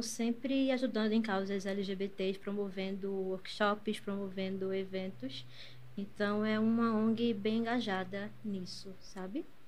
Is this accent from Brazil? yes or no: yes; Recife, Pernambuco, Brazil; Eu nasci aqui em Recife mesmo. Eu moro no Ipicep. Morei uhum. a minha vida toda na mesma casa, né?